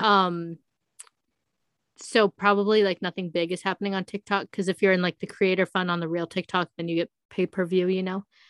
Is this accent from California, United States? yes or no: yes; Palm Springs, California, United States; now in Las Vegas, United States; I grew up in a desert. I grew up in Palm Springs. I'm, I'm here in Vegas.